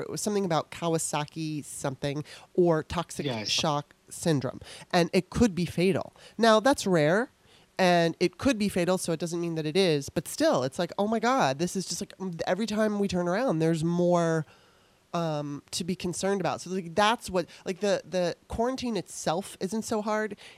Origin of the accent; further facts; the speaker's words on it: Los Angeles, California, United States; moved away as an adult; now in Maryland, United States; decided she wanted to move to Los Angeles, so we moved there. And I lived there all the way up until 2009